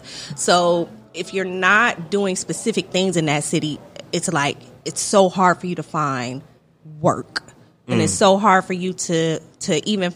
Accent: Toledo, Ohio, United States; moved away as an adult; also born or lived in Philadelphia; now in Atlanta, United States; I'm from Toledo, Ohio, which is about, it's right on the Michigan border

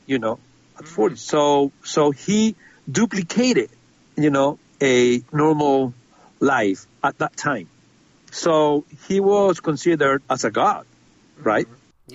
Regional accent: Spain; I'm from Spain

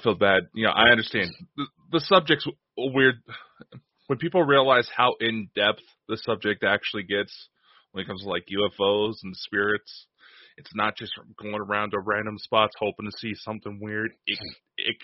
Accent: Idaho, United States; I'm from Idaho. I'm not from Alaska.

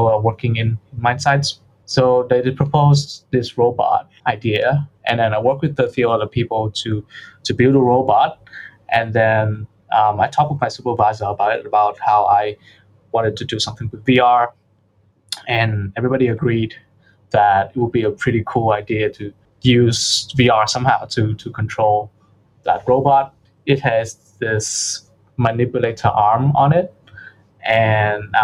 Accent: Vietnam; moved away as an adult; now in Sydney, Australia; I'm from Vietnam, so I'm full Vietnamese, but I've been living in Sydney, Australia for the past 2-3 years

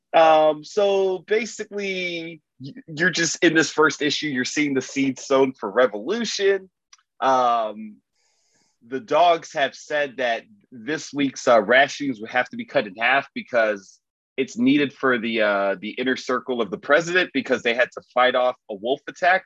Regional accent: Miami, Florida, United States; I'm from Miami.

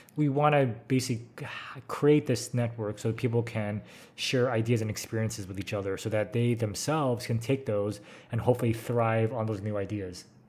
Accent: San Francisco, California, United States; moved away; I'm American, grew up in San Francisco, been a California boy all my life

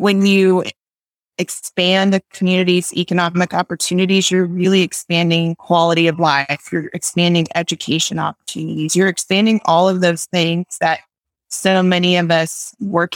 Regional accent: West Texas, United States; also born or lived in Amarillo, Texas; I grew up here in West Texas

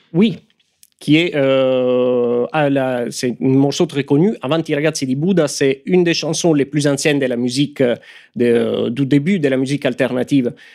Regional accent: Italy; accent: Italian; French is a second language; moved away as an adult; now in France; mon accent italien

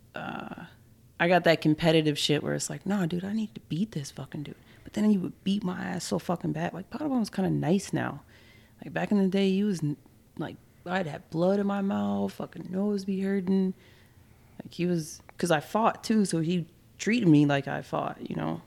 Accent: Minneapolis, Minnesota, United States; I grew up in Minneapolis

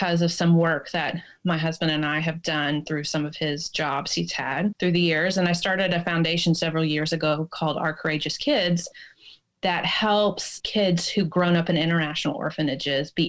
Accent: Tennessee, United States; moved away; also born or lived in Washington; I grew up in Tennessee

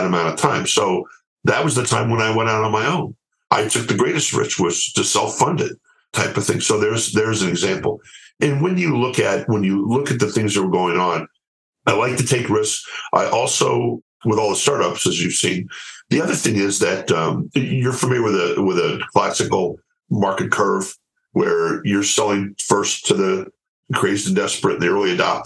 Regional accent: United States; I'm an American and happy to stay here

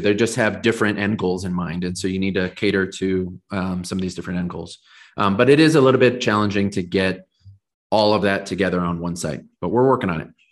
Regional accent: Southern California, United States; now in Colorado, United States; I grew up in Southern California, and I live in Colorado now.

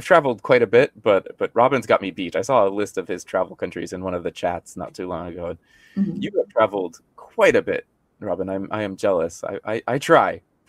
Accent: Arizona, United States; moved away as an adult; now in South Korea; I grew up in Arizona, of course.

